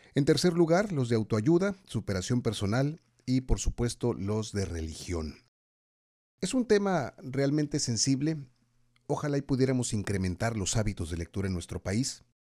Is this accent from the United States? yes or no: no; Mexico; nos preocupan mucho como mexicanos